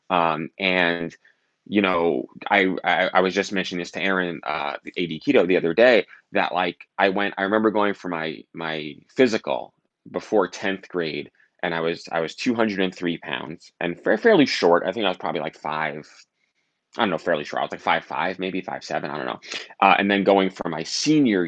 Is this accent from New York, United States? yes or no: yes; New York City, New York, United States; I grew up in Staten Island. I went to high school in Brooklyn